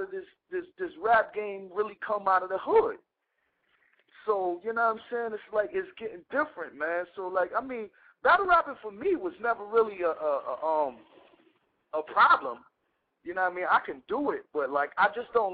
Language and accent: English; New York City, New York, United States; We grew up in Castle Hill together. I was on the 9th floor. He was on the 8th floor, 2280, in the same building